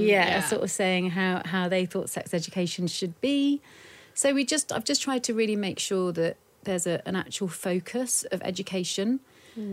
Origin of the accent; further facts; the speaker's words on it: United Kingdom; being British.